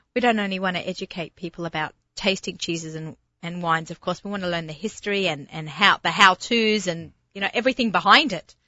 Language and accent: English; Australia; accent: Australian; my Australian accent